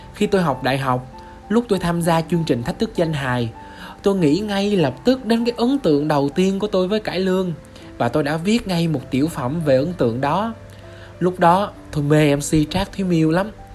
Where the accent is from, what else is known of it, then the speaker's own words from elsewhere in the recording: Vinh Long, Vietnam; Tôi sinh ra tại Vĩnh Long, một tỉnh của miền Tây sông nước